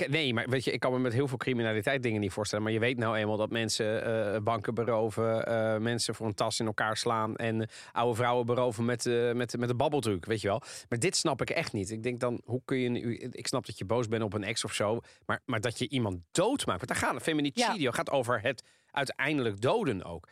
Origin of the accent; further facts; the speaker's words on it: Italy; now in Netherlands; Ik ben een Italiaan